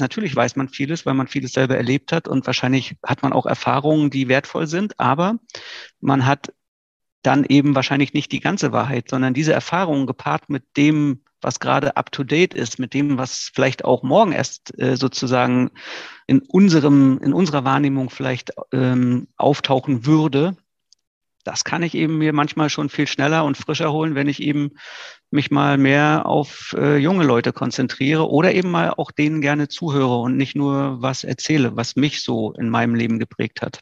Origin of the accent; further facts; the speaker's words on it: Greifswald, Mecklenburg-Vorpommern, Germany; also born or lived in Rostock; Greifswald ist eine tolle Stadt. Mitten in Vorpommern, ähm, ist natürlich auch meine Geburtsstadt, meine Heimatstadt